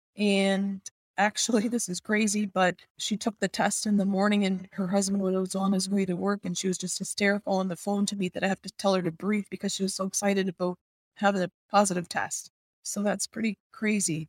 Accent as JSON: {"language": "English", "town": "Niagara Falls", "region": "Ontario", "country": "Canada", "said": "I'm from Niagara Falls, Ontario, Canada."}